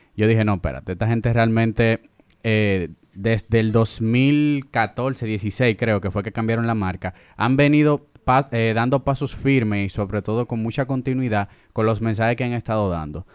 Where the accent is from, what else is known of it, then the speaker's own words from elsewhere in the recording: Dominican Republic; yo no me sentía tan identificado como dominicano